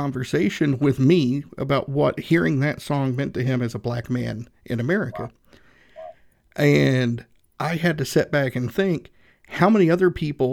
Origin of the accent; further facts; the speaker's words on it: Northeast Tennessee, United States; moved away; I grew up in Northeast Tennessee, white male